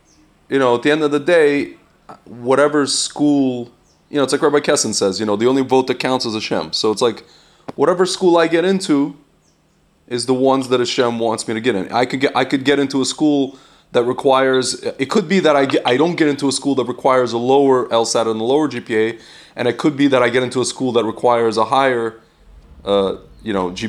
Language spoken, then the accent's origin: English; Lviv, Lviv Oblast, Ukraine; I'm born in Lvov, Ukraine, and they'll feel bad for me that I'm from Ukraine and I'm from Lvov, yeah.